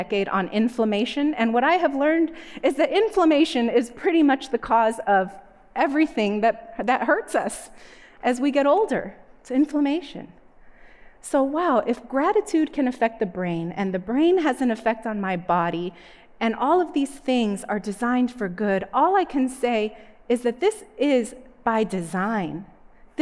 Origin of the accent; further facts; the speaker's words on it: Northeast, United States; When I was a little girl, I grew up in the Northeast.